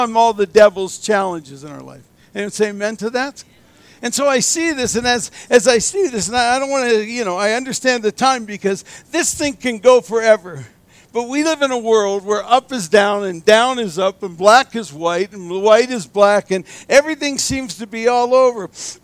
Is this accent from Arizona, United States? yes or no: no; Erie, Pennsylvania, United States; I was raised in Erie, Pennsylvania